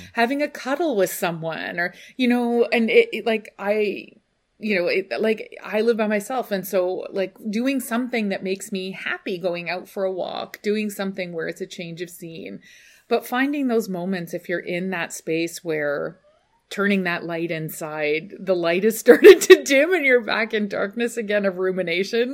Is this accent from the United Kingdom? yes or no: yes; United Kingdom; we're British